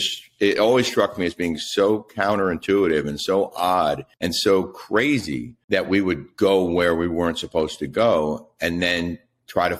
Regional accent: Silver Spring, Maryland, United States; also born or lived in Fort Campbell, Kentucky / College Park, Maryland; I grew up in the D.C. area, first in College Park and then Silver Spring

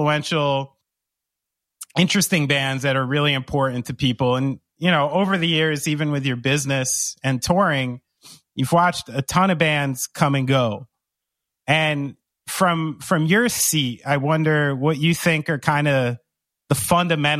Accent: New Jersey, United States; I was born in New Jersey and I'm raised by people like

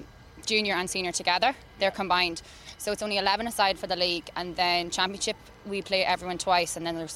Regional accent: Louth, Leinster, Ireland; moved away as an adult; now in New York, United States; I'm from Loud.

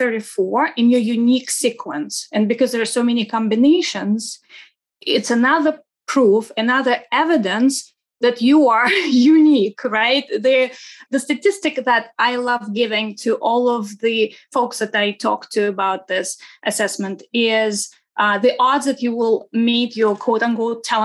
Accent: Saint Petersburg, Russia; English is a second language; now in United States; I wasn't born in the States. I am originally from Russia, from St. Petersburg, Russia.

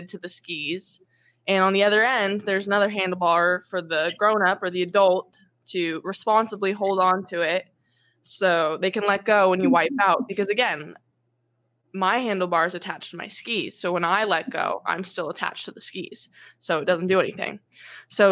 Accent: Mission Viejo, California, United States; also born or lived in Irvine; Orange County, which is where I was born and where I was raised. I was born in Irvine. And raised in like the Lake Forest, Mission Viejo area

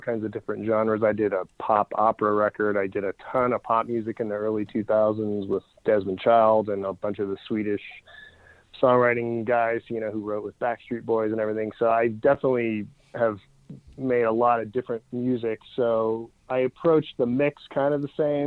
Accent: Canada; I'm Canadian

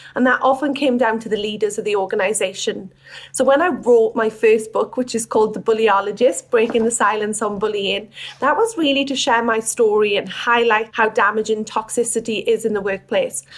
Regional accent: Wales, United Kingdom; moved away as an adult; now in Australia; I wasn't born in Australia. I'm from Wales. And I came to Australia in 2013

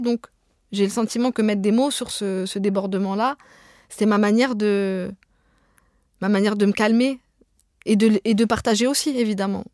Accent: Pantin, Île-de-France, France; first language Arabic (Algerian Darija); French is a second language; dans le quartier des Courtilières à Pantin, là où j'ai grandi

